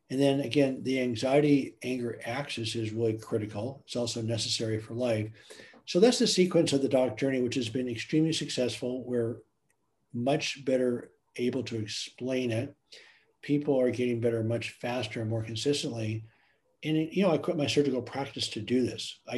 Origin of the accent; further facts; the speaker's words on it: Germany; moved away; I grew up in Germany.